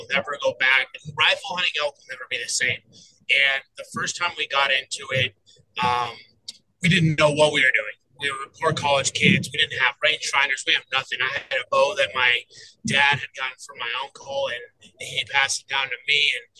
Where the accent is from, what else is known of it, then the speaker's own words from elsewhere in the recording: Colorado, United States; also born or lived in Cheyenne, Wyoming; I moved here when I was 6 to Colorado, and I actually just grew up around hunting